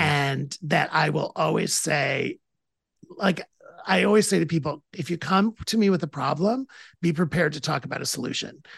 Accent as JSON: {"language": "English", "town": "Toledo", "region": "Ohio", "country": "United States", "said": "I'm from Toledo, Ohio"}